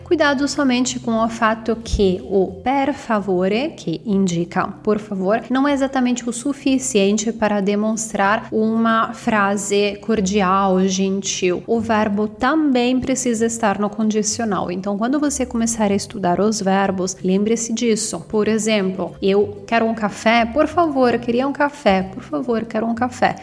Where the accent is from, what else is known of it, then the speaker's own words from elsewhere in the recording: Italy; Portuguese is a second language; moved away as an adult; also born or lived in Campinas, São Paulo, Brazil; eu sou italiana